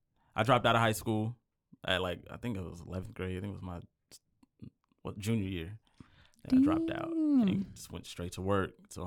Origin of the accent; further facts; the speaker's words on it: Belton, Texas, United States; also born or lived in Temple; I was born in Temple, Texas, raised in Belton. You know, small town boy